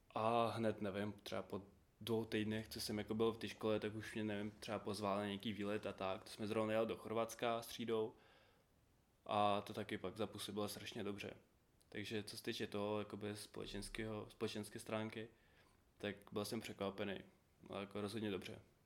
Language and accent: Czech; Uzhhorod, Zakarpattia Oblast, Ukraine; Czech is a second language; moved away as an adult; now in Czech Republic; jsem z Užgorodu z Ukrajiny